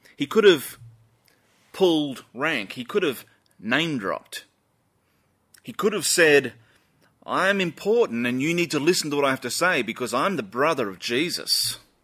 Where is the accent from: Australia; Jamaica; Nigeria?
Australia; Us Aussies are pretty proud people